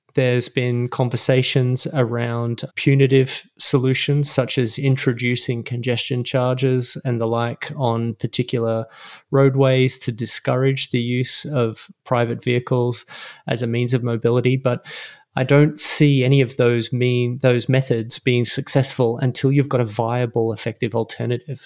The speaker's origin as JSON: {"language": "English", "town": "Melbourne", "region": "Victoria", "country": "Australia", "tie": "born or raised there", "also_born_or_lived": "London, United Kingdom", "moved": "as an adult", "lives_now": "Los Angeles, United States", "said": "I was born and raised in Melbourne, Australia"}